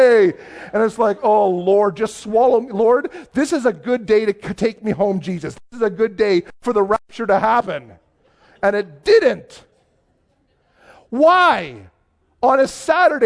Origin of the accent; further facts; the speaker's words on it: just outside of Toronto, Ontario, Canada; now in Cold Lake, Canada; I grew up just outside of Toronto